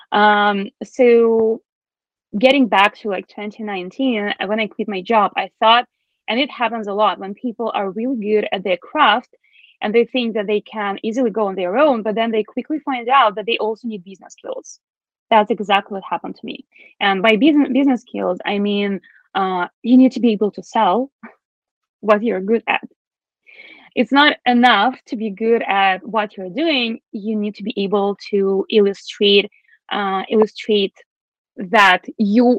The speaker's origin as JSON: {"language": "English", "country": "Belarus", "second_language": "English", "moved": "yes", "lives_now": "Toronto, Canada", "said": "I'm originally from Belarus"}